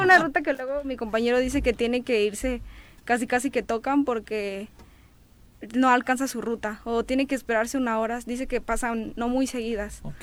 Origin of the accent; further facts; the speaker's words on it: Cuernavaca, Morelos, Mexico; De aquí de Cuernavaca